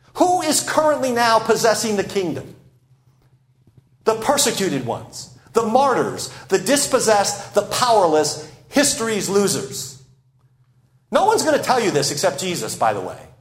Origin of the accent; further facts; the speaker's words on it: United States